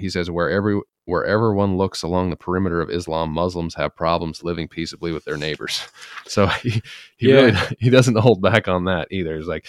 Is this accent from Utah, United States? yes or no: yes; Salt Lake City, Utah, United States; so I'm from Utah, Salt Lake, and it's just, I remember going to Vegas and there wasn't anyone but white people there.